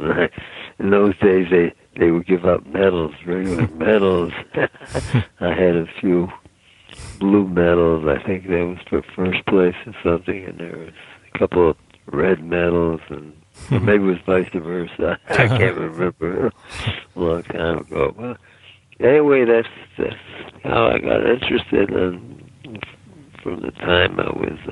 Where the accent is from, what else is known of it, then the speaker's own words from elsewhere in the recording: Cleveland, Ohio, United States; moved away as an adult; also born or lived in Pittsburgh / Dallas / Minneapolis; I grew up in Cleveland.